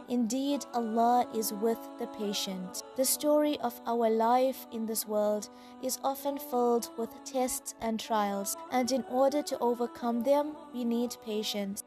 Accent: South Africa; I'm a South African Muslim, school teacher, life coach, and an avid traveler.

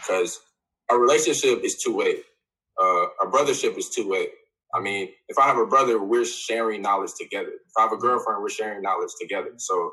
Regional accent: Atlanta, Georgia, United States; moved away; for the people I grew up with, because I'm from Atlanta.

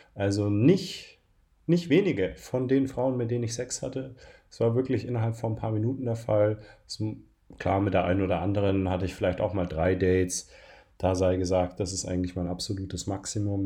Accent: Bavaria, Germany; now in Berlin, Germany; Ich komme ja aus Bayern

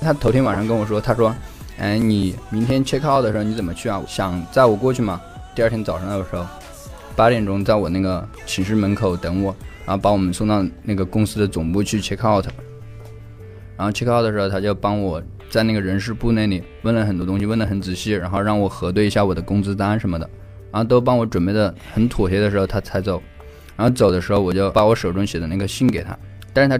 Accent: China; now in United States; 但是我从中国来的时候也没带什么东西，不知道该准备什么东西给他。

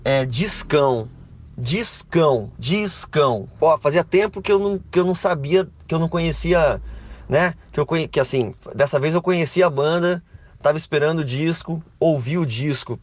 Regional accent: Brazil; a gente é brasileiro

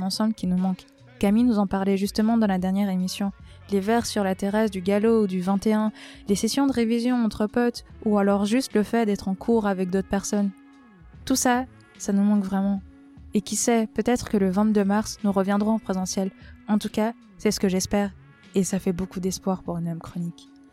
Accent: Valais, Switzerland; je suis valaisanne

